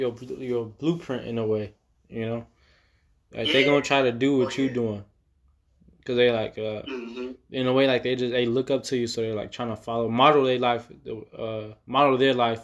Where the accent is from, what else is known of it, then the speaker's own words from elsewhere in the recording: Calumet City, Illinois, United States; growing up in Calumet City, like, it wasn't sweet, bro.